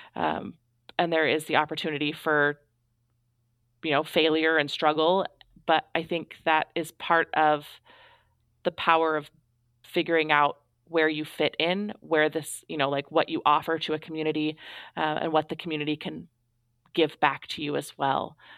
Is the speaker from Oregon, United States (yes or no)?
yes; Astoria, Oregon, United States; moved away as an adult; I moved back home to my hometown